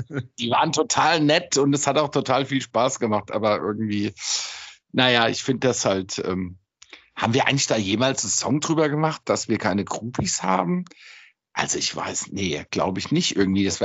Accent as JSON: {"language": "German", "town": "Frankfurt", "region": "Hesse", "country": "Germany", "said": "Ich bin echter Frankfurter"}